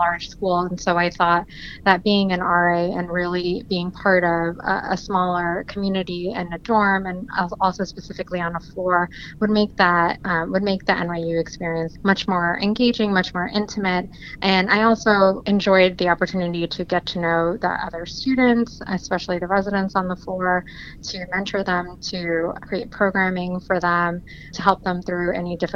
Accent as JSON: {"language": "English", "region": "New Jersey", "country": "United States", "also_born_or_lived": "New York", "moved": "yes", "lives_now": "Washington, D.C., United States", "said": "I'm originally from South Jersey"}